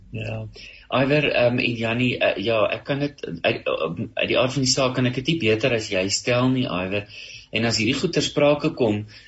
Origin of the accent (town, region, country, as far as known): South Africa